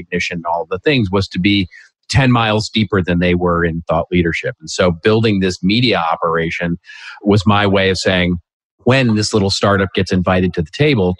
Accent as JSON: {"language": "English", "town": "Los Angeles", "region": "California", "country": "United States", "tie": "born or raised there", "said": "here in my hometown of Los Angeles"}